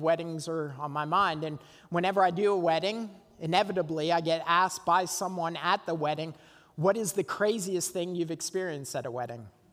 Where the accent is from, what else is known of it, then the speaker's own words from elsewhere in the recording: Burlington, Ontario, Canada; Burlington, Ontario, overlooking Lake Ontario, my hometown.